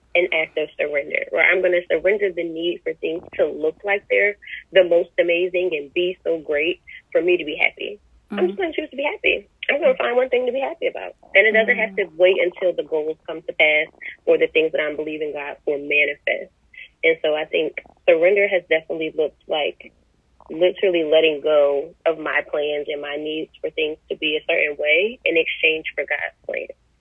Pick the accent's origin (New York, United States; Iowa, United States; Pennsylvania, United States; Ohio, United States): Pennsylvania, United States; Chester; also born or lived in Delaware; now in Charlotte, United States; I am originally from Chester, Pennsylvania. Spent half my childhood in Delaware and relocated to Charlotte last year